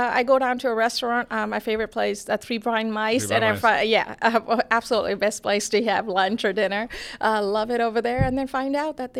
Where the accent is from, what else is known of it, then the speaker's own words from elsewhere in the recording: Toronto, Ontario, Canada; now in Atlanta, United States; And which is a reason when you, in contrast to growing up in Toronto, I like this a lot better.